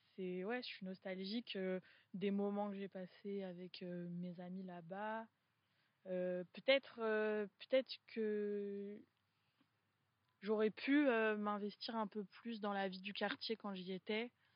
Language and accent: French; Poitiers, Nouvelle-Aquitaine, France; moved away as an adult; je, suis née à Poitiers, donc j'ai grandi aux trois cités.